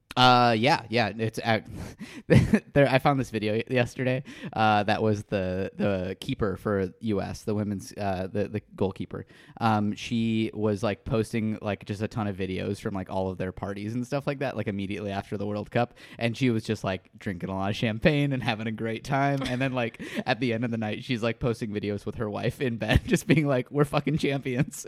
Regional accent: Midwest, United States; in the Midwest as well

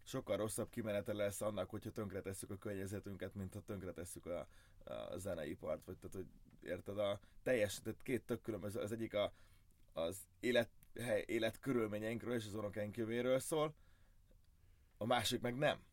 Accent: Hungary; első magyarként

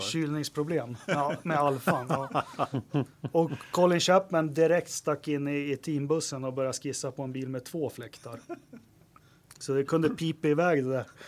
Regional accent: Västerås, Västmanland, Sweden; jag är från Västerås

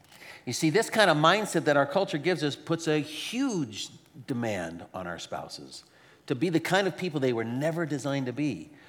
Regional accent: Arizona, United States; You know, I remember the first time I moved up to the Northwest, I came from Arizona.

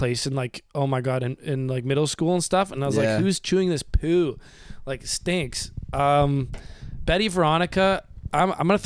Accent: Toronto, Ontario, Canada; I'm from Toronto, Ontario

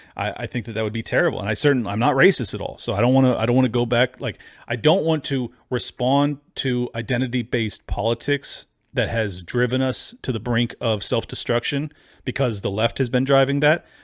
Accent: United States; as an American

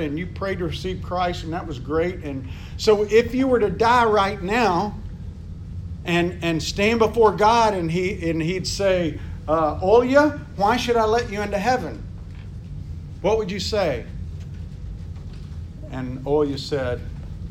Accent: United States; I'm from America

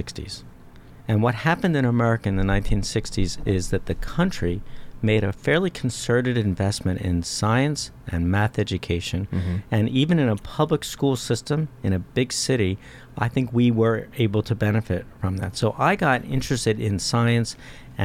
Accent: Philadelphia, Pennsylvania, United States; moved away as an adult; I grew up in Philadelphia.

